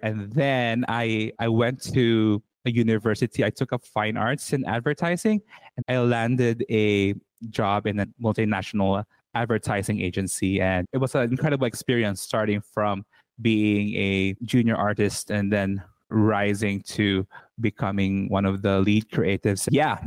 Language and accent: English; Cebu City, Central Visayas, Philippines; now in Berlin, Germany; I am Filipino. I was born and raised in Cebu City, Philippines. And currently, I am living in Berlin, Germany